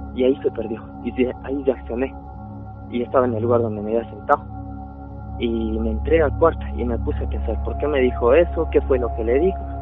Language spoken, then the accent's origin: Spanish; Chile; also born or lived in Bolivia; Yo realmente soy originario de Bolivia, pero salí con Chile. Eh, mi mamá me trajo de muy pequeño aquí.